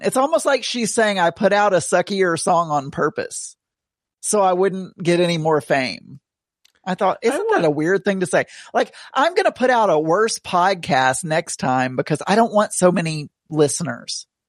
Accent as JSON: {"language": "English", "town": "Tontitown", "region": "Arkansas", "country": "United States", "also_born_or_lived": "Rogers, Arkansas", "said": "I'm technically from Tawny Town, Tawny Town"}